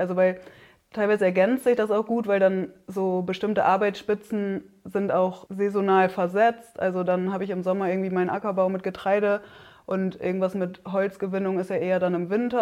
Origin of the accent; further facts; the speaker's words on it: Oldenburger Münsterland, Lower Saxony, Germany; moved away as an adult; now in Siebenlinden, Germany; ursprünglich komme ich aus dem Oldenburger Münsterland